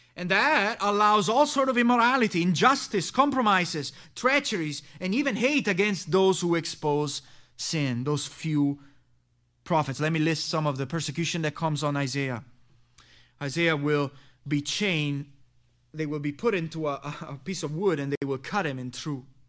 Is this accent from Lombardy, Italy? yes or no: no; Messina, Sicily, Italy; My home country is this town of Messina, located there in the island of Sicily.